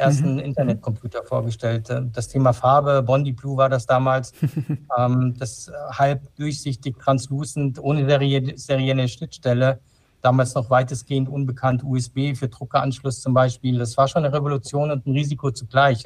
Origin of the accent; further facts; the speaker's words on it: Frankfurt, Hesse, Germany; also born or lived in Darmstadt; ich bin in Frankfurt aufgewachsen